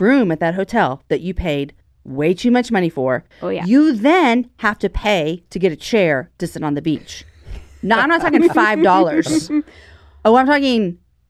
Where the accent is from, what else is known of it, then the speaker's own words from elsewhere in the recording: Austin, Texas, United States; we're from Austin.